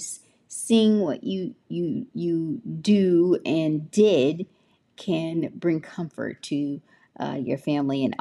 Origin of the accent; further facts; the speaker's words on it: Memphis, Tennessee, United States; I am from Memphis. So I am a Memphis baby